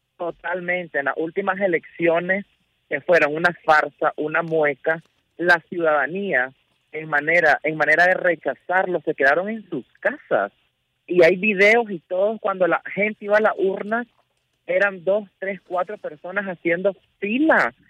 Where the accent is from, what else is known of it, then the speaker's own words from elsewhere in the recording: Nicaragua; moved away as an adult; nosotros como nicaragüenses